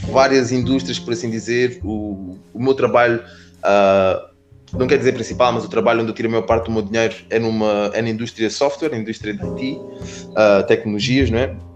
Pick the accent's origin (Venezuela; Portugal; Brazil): Portugal; also born or lived in Spain; now in London, United Kingdom; cresci em Portugal, cresci em Espanha, uh, joguei futebol uma vida toda, vim para aqui para o Reino Unido jogar futebol.